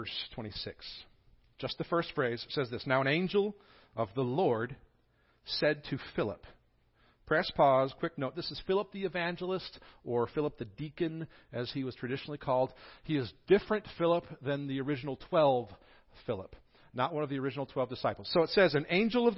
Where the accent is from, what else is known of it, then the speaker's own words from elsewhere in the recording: the North, United States; now in Greeneville, United States; people from the north, me